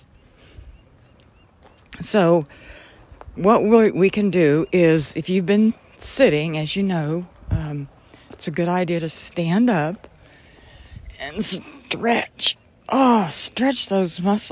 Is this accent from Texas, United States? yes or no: no; Oklahoma, United States; I grew up in Oklahoma and spent a lot of time outside